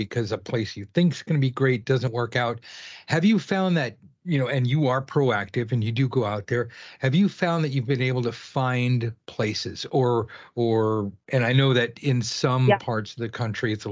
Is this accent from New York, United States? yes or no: no; California, United States; I'm from California